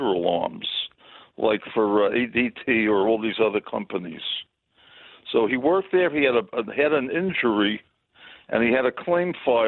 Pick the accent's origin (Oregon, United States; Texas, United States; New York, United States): New York, United States; New York City; now in Indianapolis, United States; I'm from Crown Heights